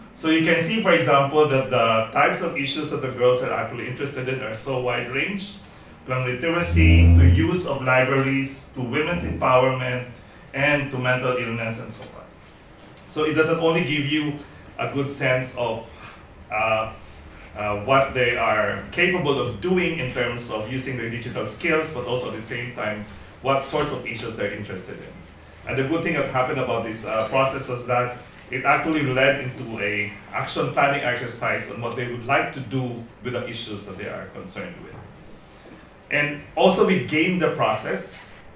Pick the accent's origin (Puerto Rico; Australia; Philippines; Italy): Philippines; moved away as an adult; also born or lived in Indonesia; I'm a Filipino, but for the last five years, up until recently, I've been based in Indonesia